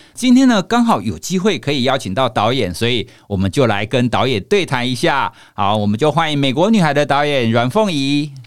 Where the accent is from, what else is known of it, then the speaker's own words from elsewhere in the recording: Taiwan; 我是在台湾土生土长的一个孩子